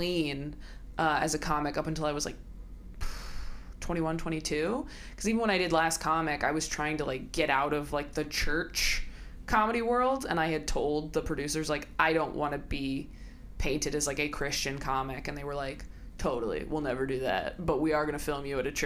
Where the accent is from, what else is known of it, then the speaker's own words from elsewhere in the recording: California, United States; also born or lived in Modesto, California / Escalon, California; now in Los Angeles, United States; I'm from California. I grew up in, like, Northern California until I was, like, 9, and then Southern California